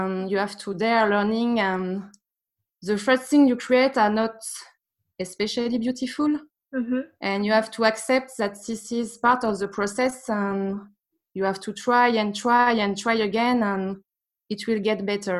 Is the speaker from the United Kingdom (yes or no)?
no; Paris, Île-de-France, France; English is a second language; I was born in Paris, and I lived there for 20, 25 years maybe.